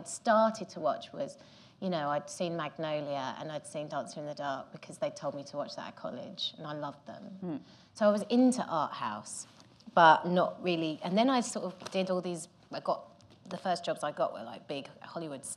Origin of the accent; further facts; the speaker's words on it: Gravesend, South East England, United Kingdom; I'm from Gravesend